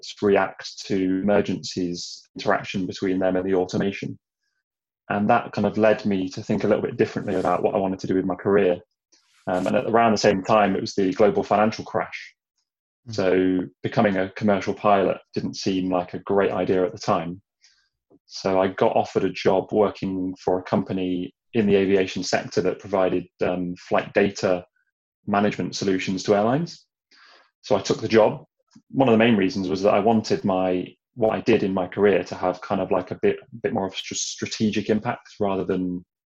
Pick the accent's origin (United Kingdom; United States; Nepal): United Kingdom; also born or lived in Hong Kong; So I'm British, recently returned from Hong Kong, where I was living for 4 years.